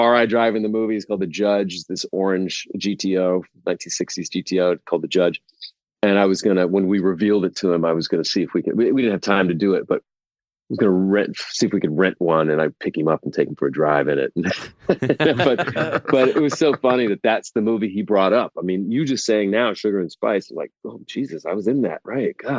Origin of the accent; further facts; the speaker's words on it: Oklahoma, United States; I grew up with someone in Oklahoma in high school